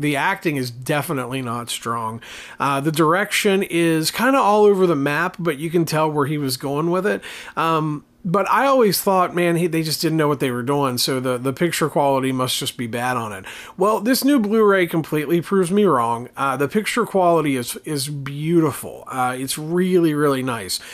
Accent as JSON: {"language": "English", "region": "Appalachia", "country": "United States", "said": "as an Appalachian American, as someone living in this area of the country"}